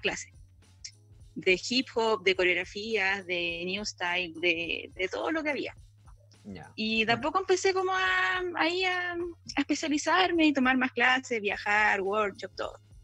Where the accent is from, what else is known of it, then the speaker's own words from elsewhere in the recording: Santiago, Santiago Metropolitan Region, Chile; Yo soy de Santiago, pero estoy